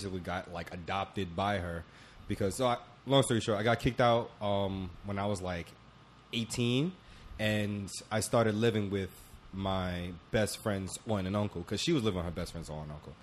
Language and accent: English; Jamaica; I'm Jamaican